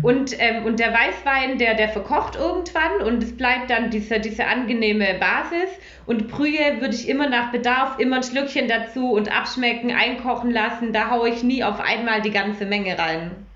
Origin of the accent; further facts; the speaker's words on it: Stuttgart, Baden-Württemberg, Germany; ich bin, äh, einunddreißig, ich komme aus Stuttgart